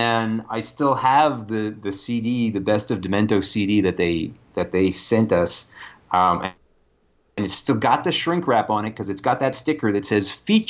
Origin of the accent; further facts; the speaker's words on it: Canada; the first thing you learn as a Canadian actor is lose it.